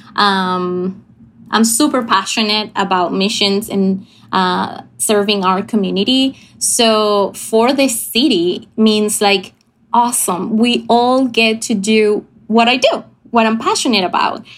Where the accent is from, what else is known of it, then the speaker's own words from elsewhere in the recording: Venezuela; moved away as an adult; I'm from Venezuela. I grew up here